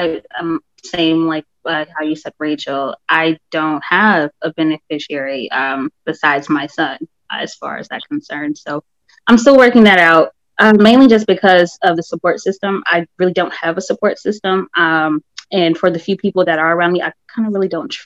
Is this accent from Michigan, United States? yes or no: no; Chicago, Illinois, United States; I'm from Chicago.